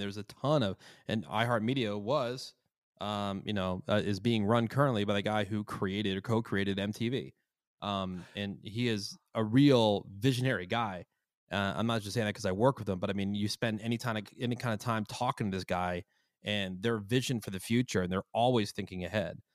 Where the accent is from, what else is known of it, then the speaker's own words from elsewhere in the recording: Plainsboro, New Jersey, United States; now in Los Angeles, United States; my hometown of Plainsboro, New Jersey